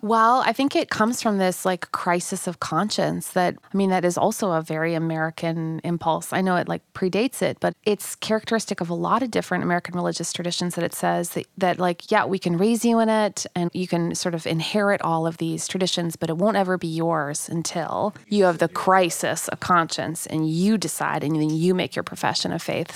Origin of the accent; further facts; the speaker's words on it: Manitoba, Canada; moved away; I'm from Manitoba